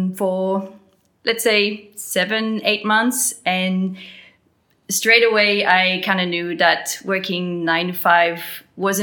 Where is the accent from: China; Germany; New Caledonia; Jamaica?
New Caledonia; accent: French; moved away as an adult; now in Gold Coast, Australia; I'm originally from New Caledonia. I was born there, and that's why I have a French accent